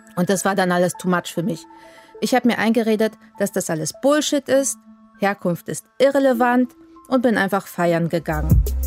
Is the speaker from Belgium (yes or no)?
no; Poland; moved away; aufgewachsen bin ich in Polen als ein ganz normales katholisches Mädchen